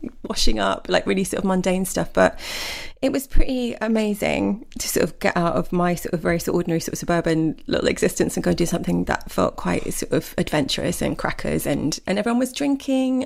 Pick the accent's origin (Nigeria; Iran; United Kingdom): United Kingdom; Essex, East of England; I'm from Essex. I'm from Essex, don't forget. So that was a classy drink when I was growing up.